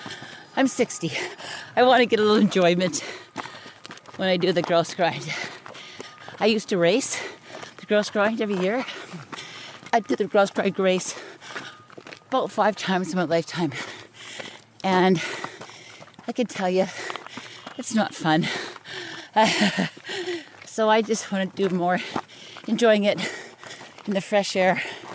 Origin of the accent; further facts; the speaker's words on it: North Vancouver, British Columbia, Canada; now in West Vancouver, Canada; I was born here on Grouse Mountain in North Vancouver. I lived, born and raised here. I live now in West Vancouver. I grew up here on this mountain